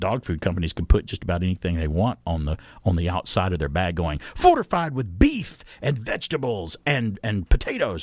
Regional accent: the South, United States; I saw possums growing up as a kid, growing up in the South

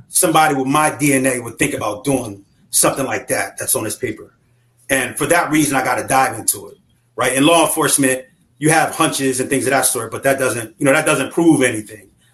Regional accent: Wilmington, Delaware, United States; I'm originally from Wilmington, Delaware, um, where I was where where I grew up

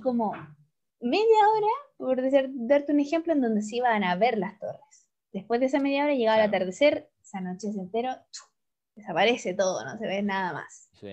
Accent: Chile; vengo de Chile. Chile. Eh, al lado de Argentina.

